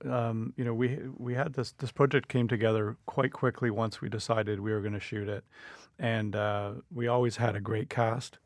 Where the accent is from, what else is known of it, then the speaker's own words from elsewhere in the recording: Ottawa, Ontario, Canada; I grew up in Ottawa